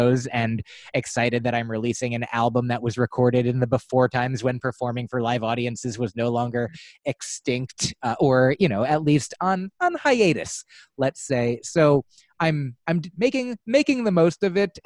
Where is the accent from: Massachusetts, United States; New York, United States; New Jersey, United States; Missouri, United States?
New Jersey, United States; moved away as an adult; also born or lived in Livingston, New Jersey / Upper Saddle River, New Jersey / Allendale, New Jersey / Boston; I grew up in New Jersey